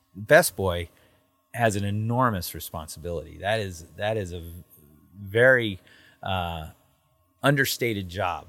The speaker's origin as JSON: {"language": "English", "region": "Southern California", "country": "United States", "tie": "born or raised there", "said": "an American who grew up in Southern California in the film industry"}